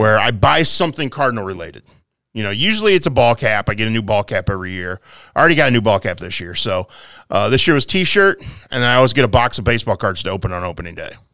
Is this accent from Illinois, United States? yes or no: yes; Quincy, Illinois, United States; I grew up here in Quincy